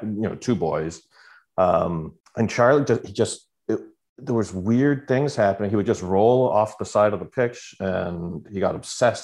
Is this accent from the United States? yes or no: no; Canada; as a Canadian